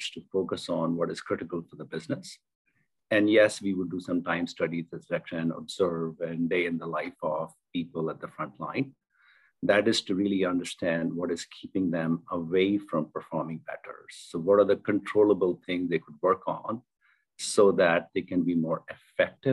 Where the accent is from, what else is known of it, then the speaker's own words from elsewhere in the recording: India; moved away as an adult; also born or lived in South America; Born and raised in India